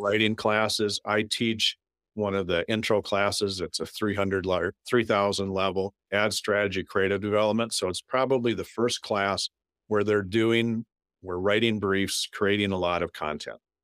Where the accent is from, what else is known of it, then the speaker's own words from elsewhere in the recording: North Dakota, United States; now in Minnesota, United States; growing up in North Dakota, you don't have any professional teams